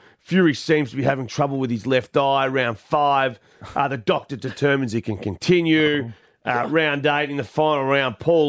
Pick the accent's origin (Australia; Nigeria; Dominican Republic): Australia; Perth, Western Australia; I'm from Double View, but sometimes we call it single view.